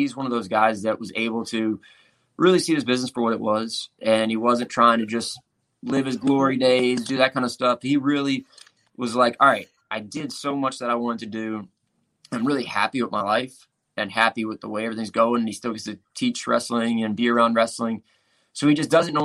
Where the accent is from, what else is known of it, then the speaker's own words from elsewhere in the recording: Louisiana, United States; I grew up in the South, I grew up in Louisiana, and it was just outside all day